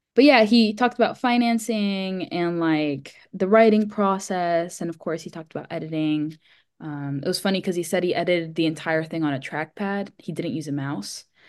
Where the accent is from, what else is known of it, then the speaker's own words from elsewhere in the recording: Miami, Florida, United States; I grew up in Miami, Florida, where, of course, it doesn't snow